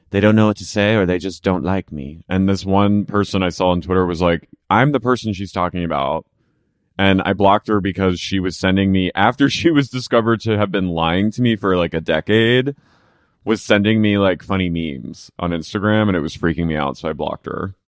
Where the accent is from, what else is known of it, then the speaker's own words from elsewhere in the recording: near Cherry Hill, New Jersey, United States; I grew up near Finch.